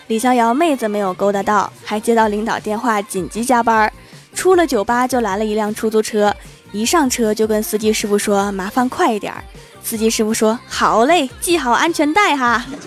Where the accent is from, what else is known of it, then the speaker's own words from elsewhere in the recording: Northeast China, China; 作为一个东北人